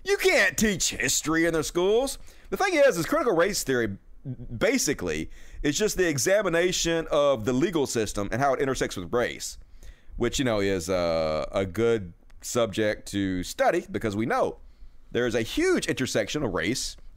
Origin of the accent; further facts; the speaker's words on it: United States; being American